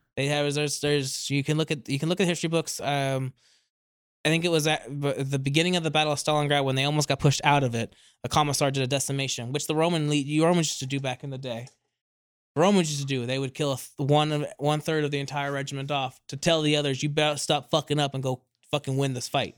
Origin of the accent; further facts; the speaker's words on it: California, United States; moved away; also born or lived in East Coast, United States; I am originally from California and then spent the rest, mo, a lot, a lot of my life on the East Coast.